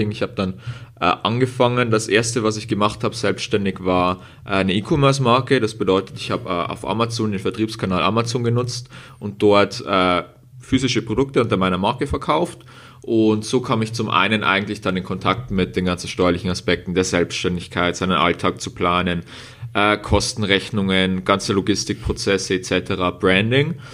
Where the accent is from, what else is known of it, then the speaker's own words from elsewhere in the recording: Bavaria, Germany; also im Moment wohne ich in Regensburg. In Bayern hört man vielleicht ab und zu auch einen Akzent raus von uns beiden.